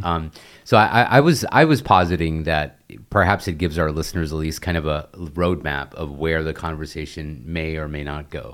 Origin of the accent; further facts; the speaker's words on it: United States; also born or lived in India; born and raised in the United States